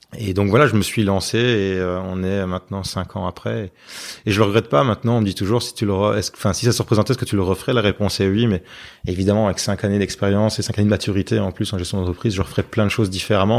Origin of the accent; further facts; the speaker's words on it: Binche, Wallonia, Belgium; on est euh, de Binge